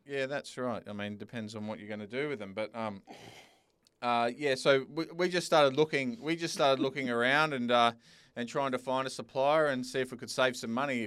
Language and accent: English; Sydney, New South Wales, Australia; now in Perth, Australia; I'm originally from Sydney